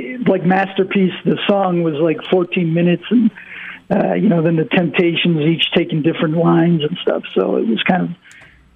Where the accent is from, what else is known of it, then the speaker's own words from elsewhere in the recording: Detroit, Michigan, United States; moved away; I'm from Detroit originally